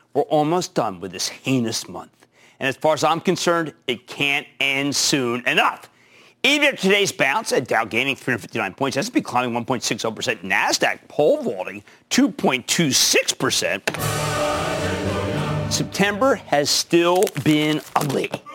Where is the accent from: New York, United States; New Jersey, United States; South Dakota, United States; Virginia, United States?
New Jersey, United States; my home state of New Jersey